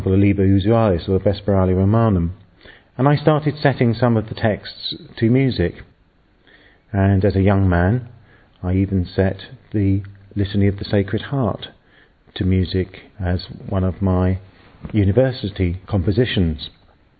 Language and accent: English; England, United Kingdom; I'm English and I'm a priest